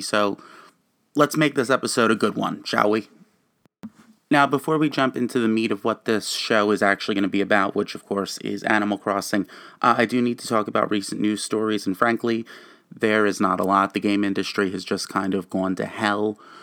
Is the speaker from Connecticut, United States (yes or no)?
no; New Jersey, United States; I'm a gamer, and I am from New Jersey